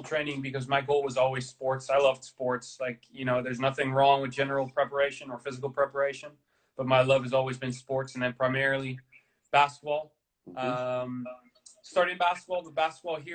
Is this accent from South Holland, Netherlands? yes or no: no; Amsterdam, North Holland, Netherlands; I'm from Amsterdam